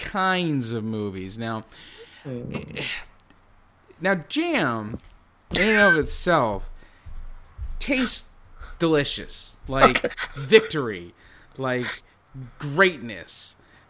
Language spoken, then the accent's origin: English; New Jersey, United States; I'm from Jersey.